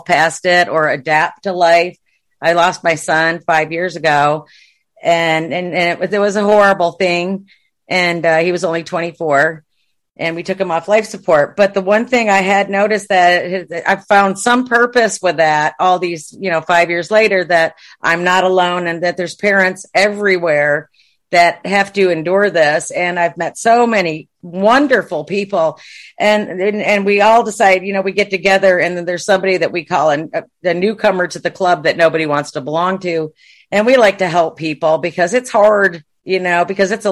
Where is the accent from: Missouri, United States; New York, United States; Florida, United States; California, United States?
New York, United States; Watertown; moved away as an adult; now in Texas, United States; I grew up in Watertown, New York